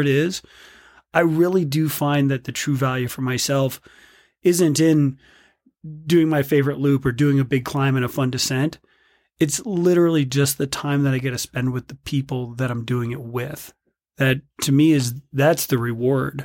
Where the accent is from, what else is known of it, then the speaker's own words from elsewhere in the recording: South Bend, Indiana, United States; now in Bend, United States; growing up in South Bend, Indiana